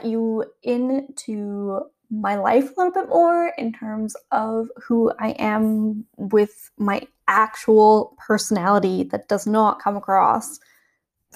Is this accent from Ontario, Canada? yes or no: no; Calgary, Alberta, Canada; now in Worthing, United Kingdom; I'm originally from Calgary, Canada